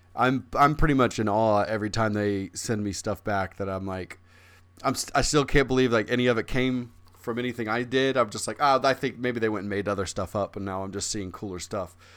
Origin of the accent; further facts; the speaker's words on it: Midwest, United States; I'm from the Midwest